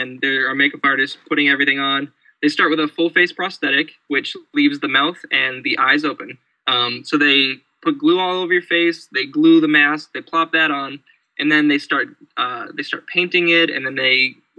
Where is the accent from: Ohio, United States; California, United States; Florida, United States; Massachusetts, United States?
Massachusetts, United States; I'm from Massachusetts